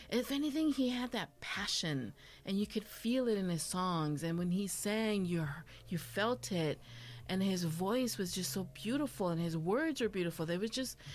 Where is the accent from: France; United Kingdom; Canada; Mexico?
Mexico; I also love menudo because of growing up in Mexico, my grandma would take me to Chana and she had un puesto